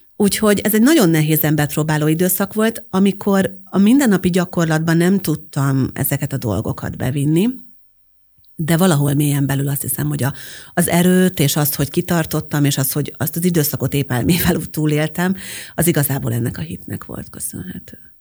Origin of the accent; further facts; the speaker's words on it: Győrszemere, Győr-Moson-Sopron, Hungary; moved away as an adult; also born or lived in Pécs; én győrszemerei vagyok egyébként eredetileg, tehát győr mellől származom